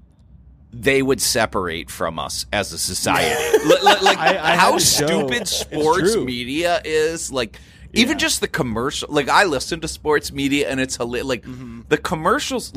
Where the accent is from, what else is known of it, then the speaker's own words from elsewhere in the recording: Cleveland, Ohio, United States; I'm from Cleveland